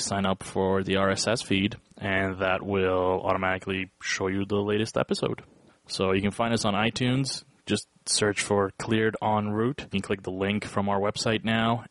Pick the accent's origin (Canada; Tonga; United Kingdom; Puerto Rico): Canada; we are Canadian.